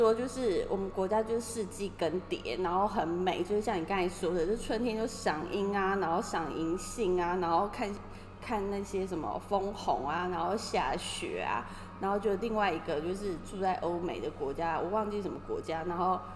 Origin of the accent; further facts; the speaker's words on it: Taiwan; now in Tokyo, Japan; 其实除了我一个台湾人之外，